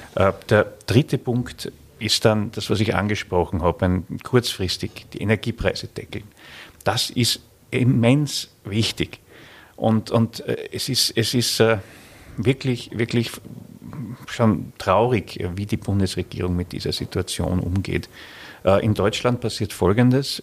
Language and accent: German; Styria, Austria; bei uns in der Steiermark